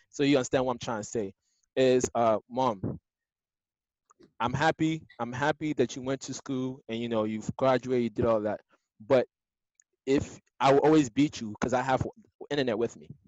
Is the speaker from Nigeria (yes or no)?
yes; Nigeria; So like now, as a Nigerian, there are certain things that my mom, my mom would want me to marry a Nigerian, right?